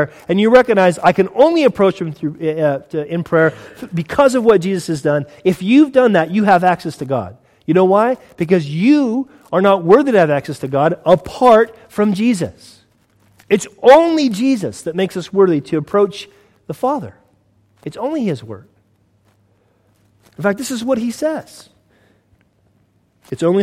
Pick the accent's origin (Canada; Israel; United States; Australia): United States; now in United Kingdom; I'm from the States